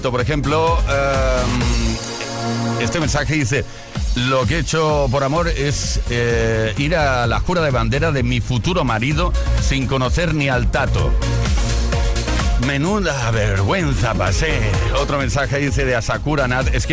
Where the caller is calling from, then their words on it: Balearic Islands, Spain; Buenas tardes … de Mallorca, ¿cómo estáis?